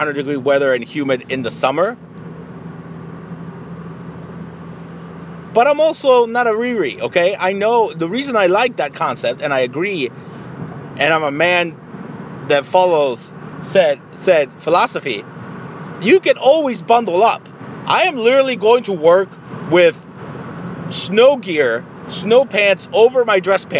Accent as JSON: {"language": "English", "country": "Mexico", "moved": "yes", "said": "I am from Mexico."}